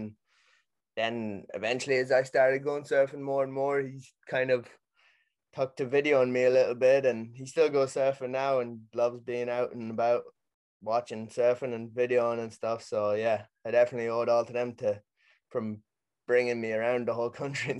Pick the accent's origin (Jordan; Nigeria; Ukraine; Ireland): Ireland; Sligo, Connacht; Pretty much I'm from Sligo in Ireland. Growing up here my whole life